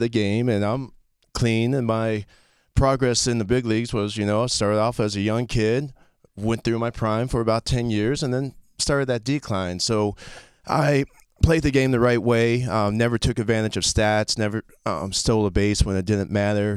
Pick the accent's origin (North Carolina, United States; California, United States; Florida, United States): Florida, United States; also born or lived in Fort Riley, Kansas / Okinawa, Japan / Fort Campbell, Kentucky; I was born in Fort Riley, Kansas, and moved immediately to Okinawa until I was four years old. Um, went to Fort Campbell, Kentucky, till I was six, and then been in Florida ever since my dad retired